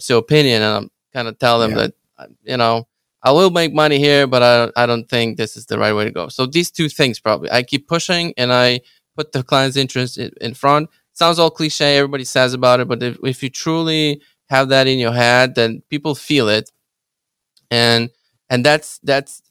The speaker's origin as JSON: {"language": "English", "country": "Ukraine", "second_language": "English", "moved": "yes", "lives_now": "Chicago, United States", "said": "I'm Ukrainian. English is my second language."}